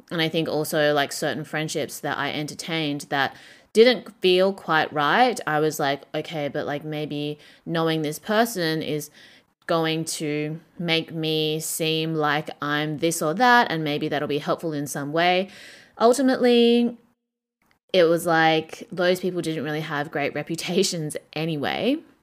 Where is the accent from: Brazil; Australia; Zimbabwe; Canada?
Australia; Perth, Western Australia; moved away as an adult; now in Shanghai, China; Perth, Australia, my hometown